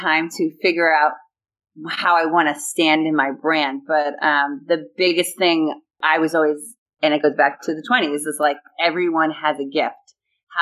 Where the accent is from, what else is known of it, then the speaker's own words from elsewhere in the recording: Huntington, New York, United States; moved away; I am actually in my hometown where I grew up in Huntington, Long Island, New York